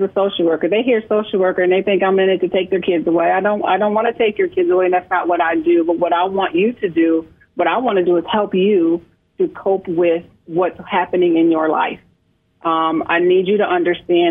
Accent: Michigan, United States; moved away as an adult; now in South Carolina, United States; I am originally from Michigan, born and raised in Michigan

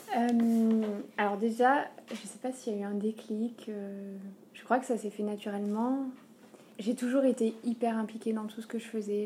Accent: Aurillac, Auvergne-Rhône-Alpes, France; je suis, je suis d'Auvergne, je suis d'Aurillac.

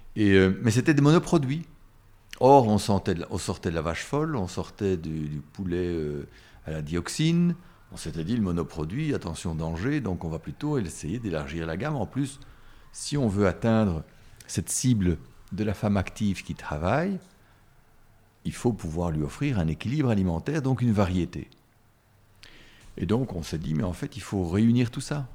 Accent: Brussels, Brussels-Capital Region, Belgium; bruxellois. J'ai toujours habité Bruxelles et, ou, les environs de Bruxelles

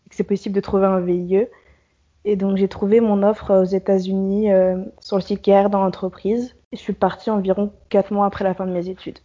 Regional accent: France; moved away as an adult; also born or lived in Paris; now in Philadelphia, United States; je suis française

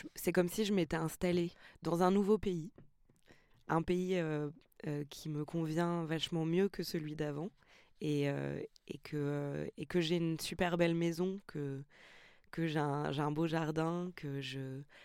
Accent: Montreuil, Île-de-France, France; Je suis née à Montreuil, je suis née dans les quartiers

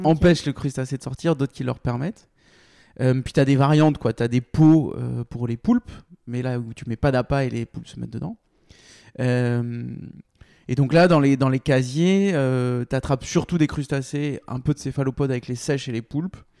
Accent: Bordeaux, Nouvelle-Aquitaine, France; je suis bordelais

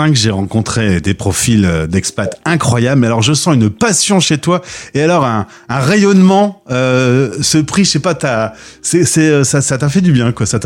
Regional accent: northern France, France; Je suis du Nord de la France, donc je sais pas quel est le mot approprié.

